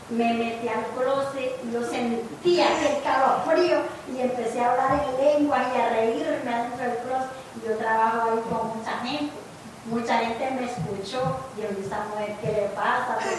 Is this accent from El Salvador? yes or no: yes; El Salvador; moved away; Entonces cuando yo vine y me reconcilié aquí en esta iglesia, este, cuando yo vine de El Salvador era cristiana allá, pero no leía la Biblia